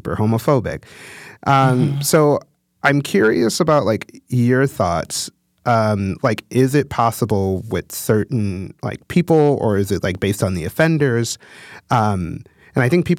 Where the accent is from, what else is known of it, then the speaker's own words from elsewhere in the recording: Chicago, Illinois, United States; moved away; I'm from the Chicago area. And lived in Chicago proper for quite a few years before moving.